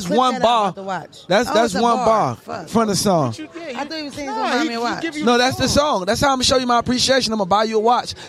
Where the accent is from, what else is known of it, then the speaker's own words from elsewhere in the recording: Miami, Florida, United States; I didn't grow up in Miami. I grew up in Dade County.